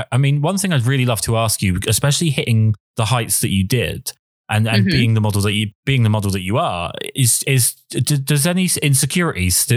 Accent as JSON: {"language": "English", "region": "London", "country": "United Kingdom", "moved": "yes", "lives_now": "England", "said": "I'm from London originally, but I'm not in London now."}